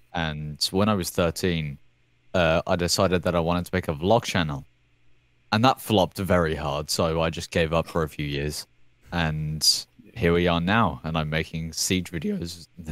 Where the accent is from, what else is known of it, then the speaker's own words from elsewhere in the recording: United Kingdom; the British guy in Zan's video